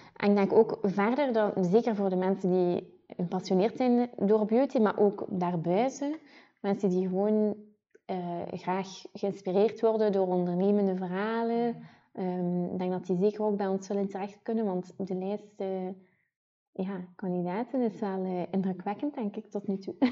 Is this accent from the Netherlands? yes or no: no; Ghent, Flanders, Belgium; accent: Ghent; Ik ben afkomstig uit Gent. Dat zullen de mensen wel horen die aan het luisteren zijn en mijn niet te verstoppen accent